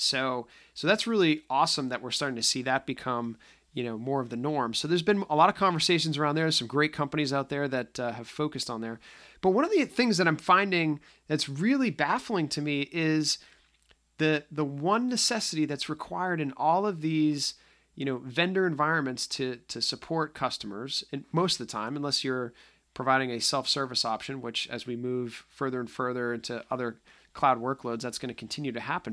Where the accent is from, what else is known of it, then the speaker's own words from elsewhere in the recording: just outside of Boston, Massachusetts, United States; accent: slight accent (Boston); I may have a slight accent. I am just outside of Boston. So if I tend to sound like I'm from Goodwill Hunting, that's just, uh, the old school of me getting out. But, um, no, I, uh, I enjoy being from the Northeast